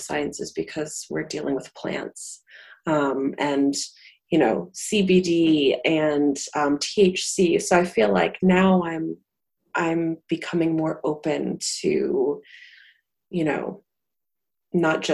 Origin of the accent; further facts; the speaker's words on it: Salem, Massachusetts, United States; I grew up in Salem, which is, you know, witch central